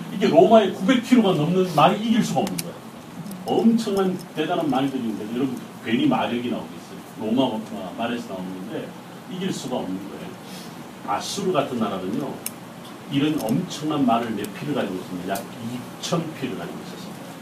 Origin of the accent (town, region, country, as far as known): South Korea